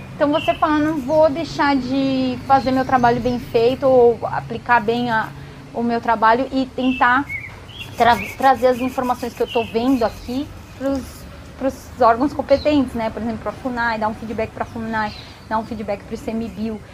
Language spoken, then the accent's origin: Portuguese; São Paulo, Brazil; Eu, eu sou de cidade grande, eu nasci em São Paulo, fui criada em apartamento